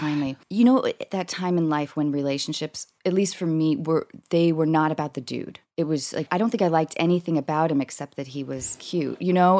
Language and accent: English; Seattle, Washington, United States; moved away; I grew up in Seattle